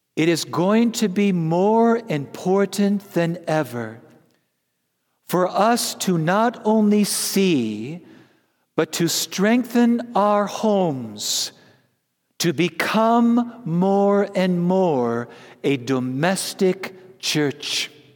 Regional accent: Wisconsin, United States; I'm from Wisconsin

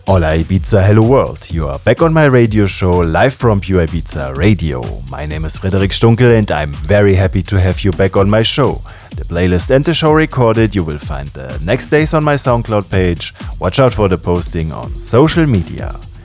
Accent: Ulm, Baden-Württemberg, Germany; my hometown Ulm

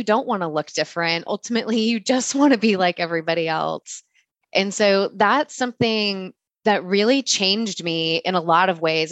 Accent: California, United States; I'm born and raised in California and have lived my whole life here

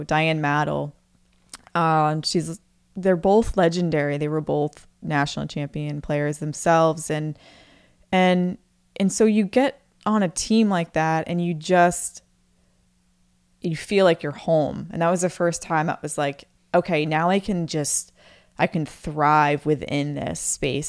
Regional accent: Maine, United States; moved away as an adult; I moved away from Maine

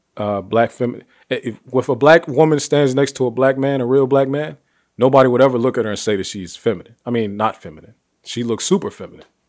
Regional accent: Ohio, United States; Ohio, my home state

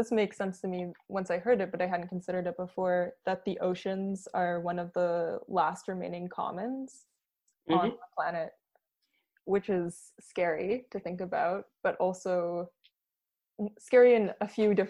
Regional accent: Canada; I come from the Bay of Fundy, which is a very intense ocean to come from

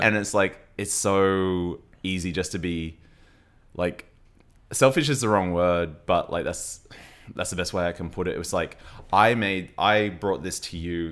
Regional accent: Logan, Queensland, Australia; also born or lived in Brisbane; I grew up in Brisbane and, uh, well, I grew up I grew up in Logan, which is just south of Brisbane.

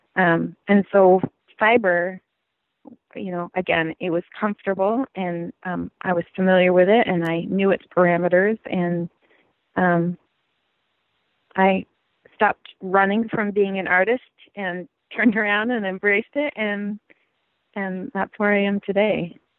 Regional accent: Gold Beach, Oregon, United States; moved away; I grew up in Oregon.

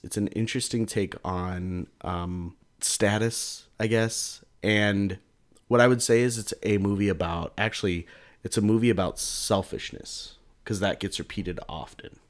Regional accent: United States; I'm an American

